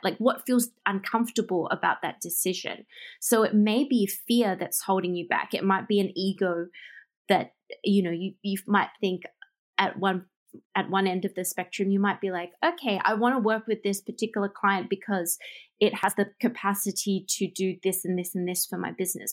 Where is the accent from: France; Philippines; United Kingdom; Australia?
Australia; Melbourne, Victoria; moved away as an adult; now in Japan; leave my hometown, which is Melbourne, and move all the way across the world to Japan